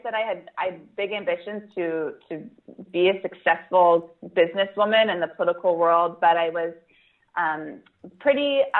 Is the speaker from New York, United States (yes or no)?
yes; New York City, New York, United States; my hometown here of New York City last spring. So I live in New York.